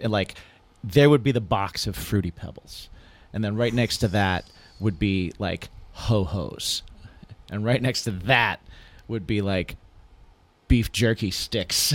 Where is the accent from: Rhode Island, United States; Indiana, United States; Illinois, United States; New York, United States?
Indiana, United States; also born or lived in New Hampshire; when I was growing up in Indiana, and even before that when I was in New Hampshire